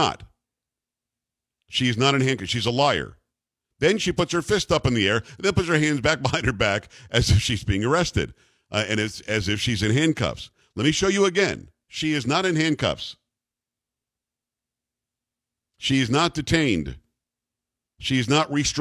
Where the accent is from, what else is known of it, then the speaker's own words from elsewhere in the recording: New York City, New York, United States; I'm from Metro New York